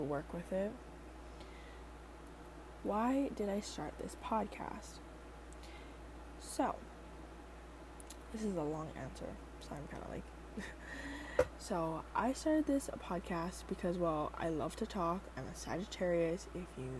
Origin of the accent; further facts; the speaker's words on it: Oahu, Hawaii, United States; I am from Hawaii. I am from the island of Oahu